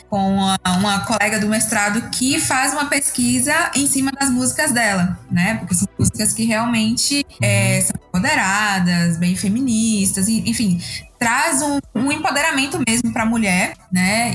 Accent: Bahia, Brazil; sou aqui da Bahia

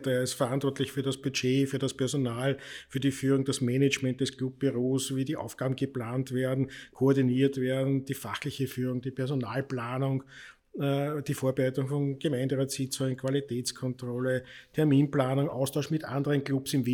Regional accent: Vienna, Austria; Ich bin ja als typischer Wiener, äh, habe ja Migrationshintergrund.

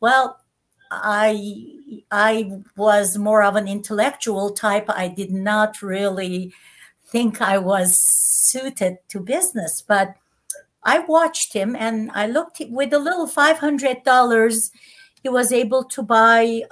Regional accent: Istanbul, Turkey; English is a second language; moved away as an adult; also born or lived in Netherlands; now in United States; I was born in Istanbul, as you mentioned, of a Christian family and as Armenian

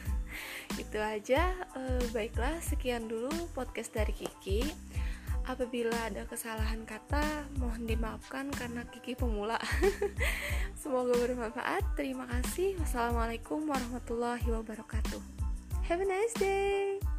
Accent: Kotabaru, South Kalimantan, Indonesia; daerahku ya yaitu Kabupaten Kota Baru

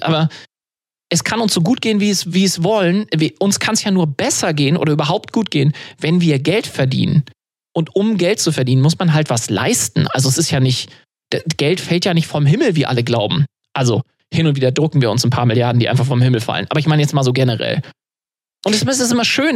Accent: Germany; bei uns in Deutschland

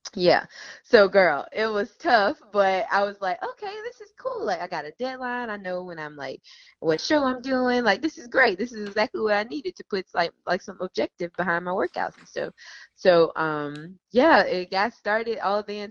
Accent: Memphis, Tennessee, United States; now in Charlotte, United States; I am originally from Memphis, Tennessee, born and raised, and um, I currently live in Charlotte, North Carolina

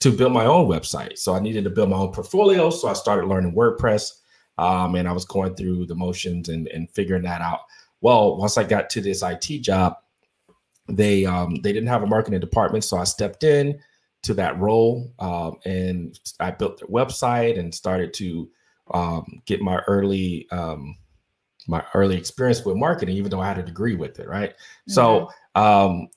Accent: Miami, Florida, United States; moved away as an adult; now in Central Florida, United States; I'm from Miami, Florida. Born and raised, of course, in Dade County specifically.

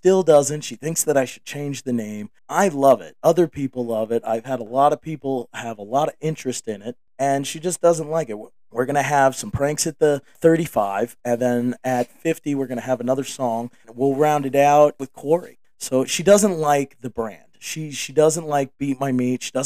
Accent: the North, United States; I grew up in the North.

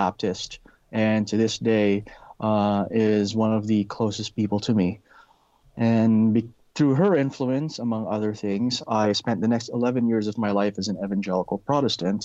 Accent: Philippines; now in Canada; I was born and raised Catholic. I grew up in the Philippines.

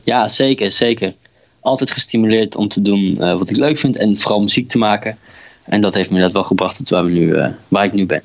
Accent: Drenthe, Netherlands; moved away; ik kom oorspronkelijk uit Drenthe

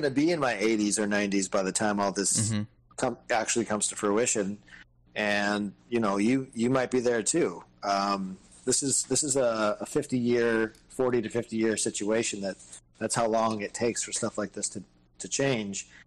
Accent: Detroit, Michigan, United States; we grew up in Detroit

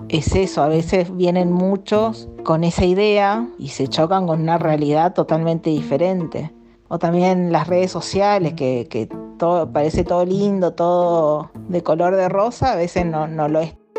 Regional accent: Corrientes, Argentina; moved away as an adult; now in Buenos Aires, Argentina; Yo soy de Corrientes, eh, soy descendiente de japoneses, Sansei

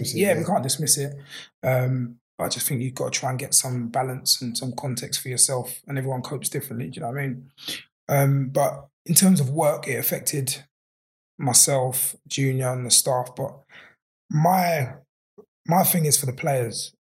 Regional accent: London, United Kingdom; I'm from Peckham

